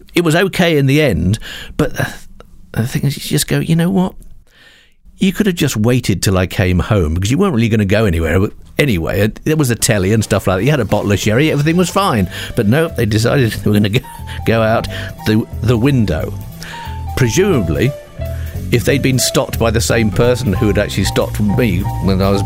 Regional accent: United Kingdom; we British

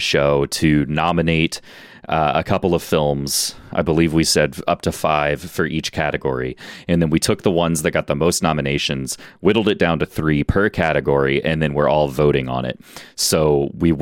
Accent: Houston, Texas, United States; we're all from Houston

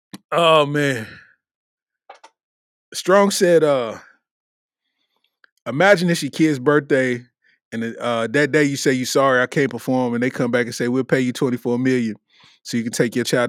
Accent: Detroit, Michigan, United States; now in Louisville, United States; So I'm from Detroit, but I've been living in Louisville for 7 years.

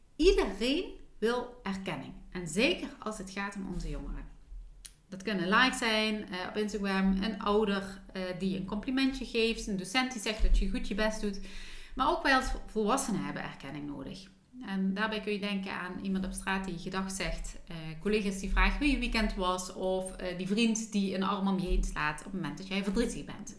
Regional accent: Limburg, Netherlands; accent: Limburgs; ik met mijn Limburgse accent

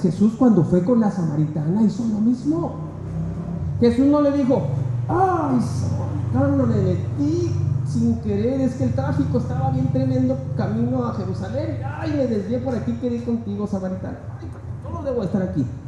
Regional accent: Mexico; Siendo mexicanos

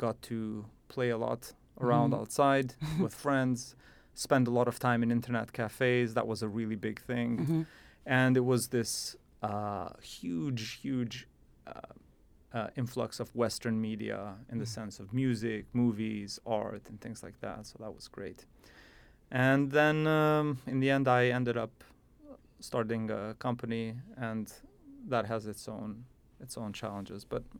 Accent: Pristina, Kosovo; moved away; I am an SSP grad student. I was born and raised in Pristina, in what is today now the Republic of Kosovo. In the past, I think I was born in one of the versions of, many versions of Yugoslavia, 94.

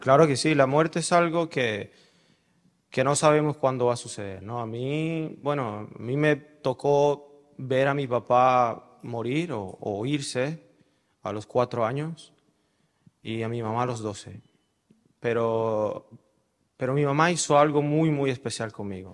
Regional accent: Caracas, Capital District, Venezuela; yo nací en Caracas el primero de julio de 1985

